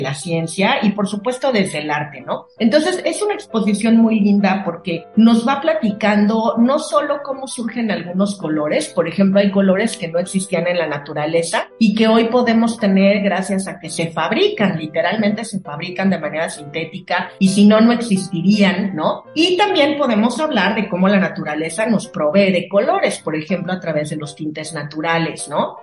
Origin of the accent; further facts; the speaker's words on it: Mexico; nosotros como mexicanos